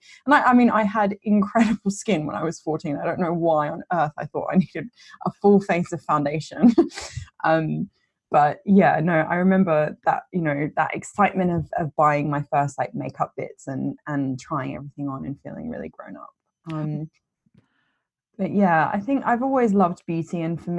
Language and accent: English; Australia; I would say my first makeup memory was I grew up in Australia